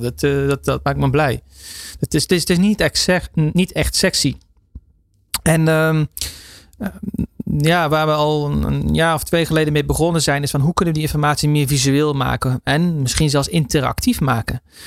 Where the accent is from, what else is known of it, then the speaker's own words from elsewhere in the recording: Netherlands; wij als Nederlanders